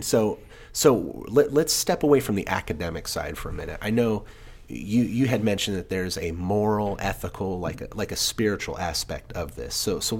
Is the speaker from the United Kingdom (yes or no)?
yes; England, United Kingdom; I grew up in England. So my dad, I'm a military brat.